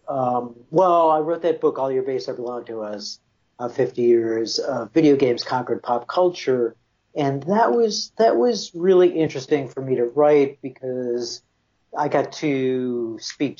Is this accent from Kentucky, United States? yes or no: no; Buffalo, New York, United States; moved away as an adult; that was kind of my ticket out of my hometown, which was Buffalo.